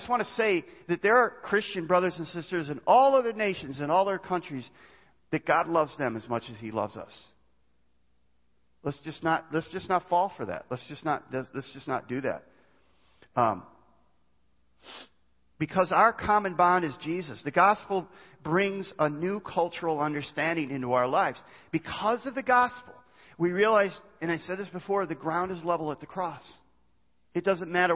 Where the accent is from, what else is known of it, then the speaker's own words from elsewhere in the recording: United States; I'm an American. I'm proud to be an American and born in the United States